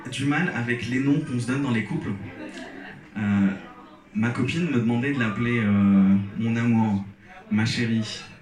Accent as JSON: {"language": "French", "country": "Algeria", "tie": "born or raised there", "said": "j'ai grandi en Algérie, je suis algérien et souvent on me demande pourquoi j'ai pas d'accent."}